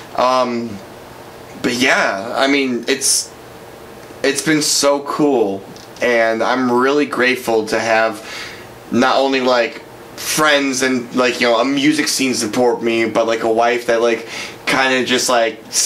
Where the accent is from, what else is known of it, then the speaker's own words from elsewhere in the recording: Brookfield, United States; growing up in Brookfield